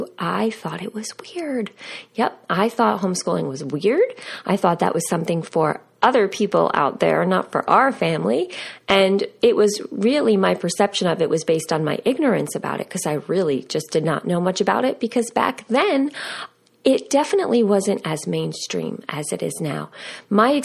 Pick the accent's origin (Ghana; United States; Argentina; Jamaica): United States; moved away; we grew up right outside of New York City